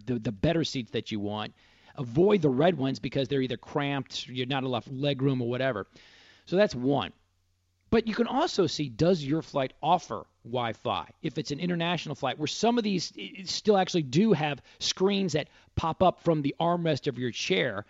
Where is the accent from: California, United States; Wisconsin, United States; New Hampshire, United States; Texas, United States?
Texas, United States; Dallas; That's how we spent summers growing up in Dallas.